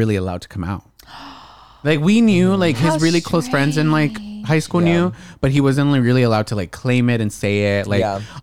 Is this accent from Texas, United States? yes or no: yes; Texas, United States; moved away as an adult; now in Los Angeles, United States; I was raised in Texas